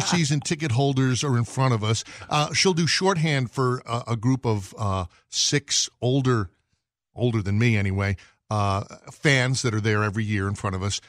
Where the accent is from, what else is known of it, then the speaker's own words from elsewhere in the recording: New York, United States; I grew up in New York, so you had to play some basketball